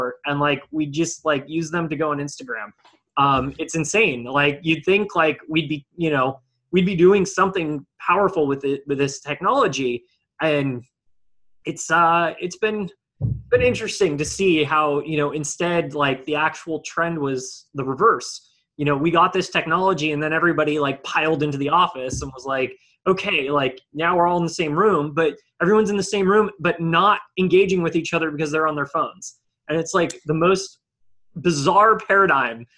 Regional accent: Bay Area, California, United States; when I was a kid and when I was younger growing up in the Bay Area

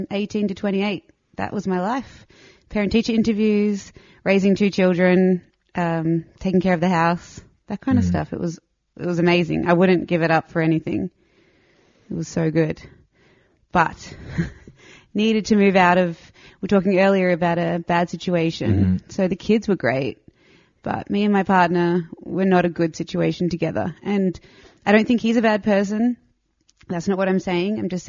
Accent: Melbourne, Victoria, Australia; moved away as an adult; also born or lived in Estonia; now in Switzerland; I'm from Melbourne, Australia.

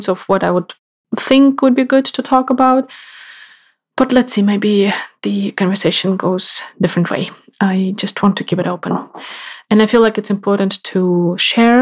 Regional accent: Kyiv, Ukraine; moved away as an adult; also born or lived in Sweden; I am from Ukraine. I was raised in Kyiv, the capital, and moved away in 2010 to study in Sweden to do my master there.

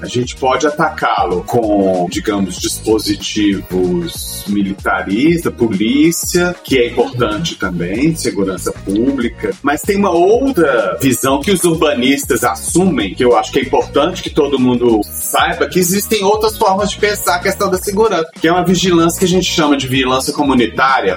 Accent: Belo Horizonte, Minas Gerais, Brazil; Belo Horizonte, que é de onde eu venho

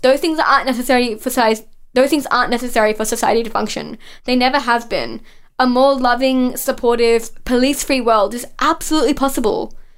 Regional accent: Mount Druitt, New South Wales, Australia; I grew up in that area. I grew up in Mount Druitt

